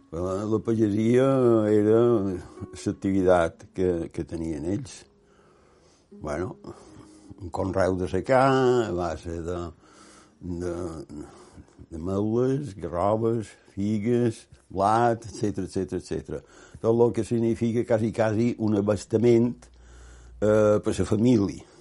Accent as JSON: {"language": "Catalan", "town": "Porreres", "region": "Balearic Islands", "country": "Spain", "tie": "born there", "also_born_or_lived": "Palma / Barcelona / Manacor", "said": "vaig néixer a Porreres, a Mallorca, evidentment, 1931. Des de Porreres vaig anar a Barcelona, primer vaig passar per Palma"}